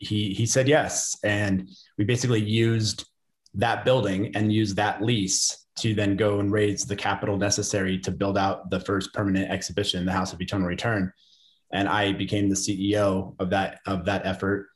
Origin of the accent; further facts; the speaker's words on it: Santa Fe, New Mexico, United States; I'm in lovely Santa Fe, New Mexico, my hometown and the place I work out